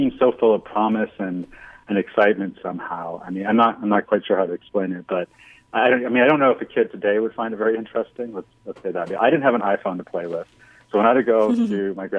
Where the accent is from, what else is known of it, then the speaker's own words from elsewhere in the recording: Winnipeg, Manitoba, Canada; now in New York, United States; I grew up in Winnipeg, which is, you know, a decent-sized city in Canada